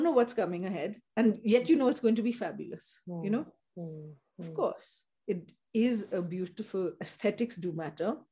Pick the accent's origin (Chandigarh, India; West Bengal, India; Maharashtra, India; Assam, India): Assam, India; Upper; I grew up in the tea estates, and I grew up in Upper Assam